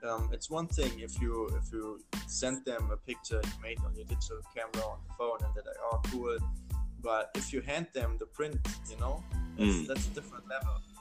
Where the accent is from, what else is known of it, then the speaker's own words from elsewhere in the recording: near Mainz, Rhineland-Palatinate, Germany; I was growing up near Mainz. That's a city like, I think, 30 kilometers from Frankfurt.